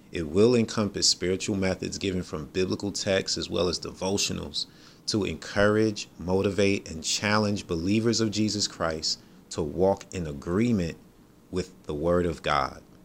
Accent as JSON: {"language": "English", "region": "New York", "country": "United States", "said": "I'm from New York."}